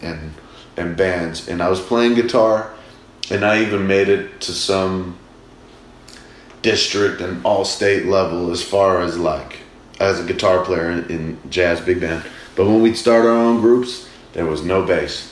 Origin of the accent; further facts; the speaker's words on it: Massachusetts, United States; Growing up in Mass in America